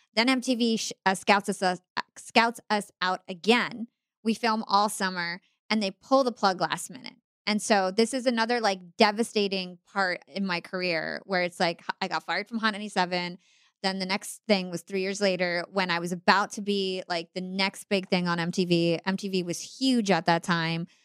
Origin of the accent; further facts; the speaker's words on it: United States; I'm Palestinian American, I'm Arab American